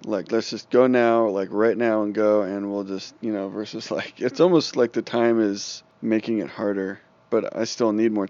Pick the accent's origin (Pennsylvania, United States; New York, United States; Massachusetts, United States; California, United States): California, United States; Shasta County; now in Boise, United States; my hometown is burning right now.